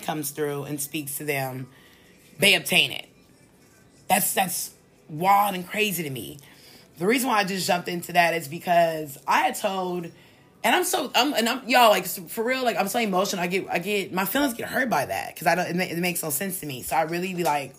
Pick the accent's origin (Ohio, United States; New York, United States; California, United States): California, United States; here in my home state